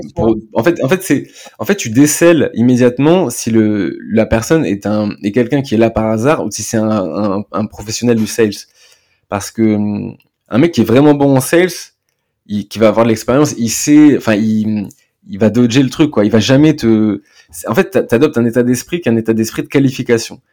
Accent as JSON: {"language": "French", "country": "France", "said": "on est français"}